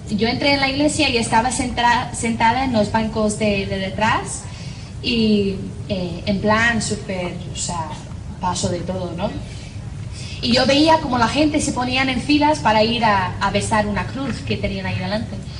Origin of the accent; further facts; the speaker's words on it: Northern Ireland, United Kingdom; accent: Irish; first language English; Spanish is a second language; moved away as an adult; also born or lived in Spain / United States / Ecuador; soy de Irlanda del Norte